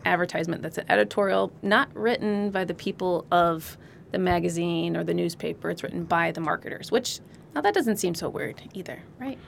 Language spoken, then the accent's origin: English; Illinois, United States; also born or lived in Colorado Springs / Las Cruces, New Mexico / Hawaii; now in California, United States; I grew up in Illinois. I'm not, not from California originally